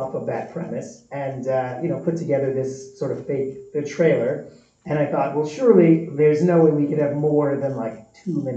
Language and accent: English; New York City, New York, United States; moved away as an adult; I actually went to high school with the producers of Terrifier. Yeah, we're all from Staten Island, New York, repping the main streets of Shaolin